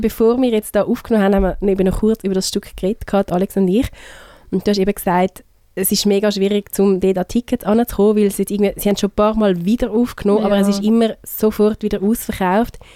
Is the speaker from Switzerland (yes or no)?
yes; Switzerland; bei uns in der Schweiz